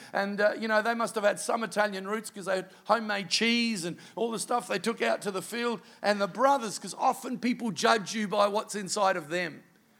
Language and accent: English; Canada; I'm Canadian.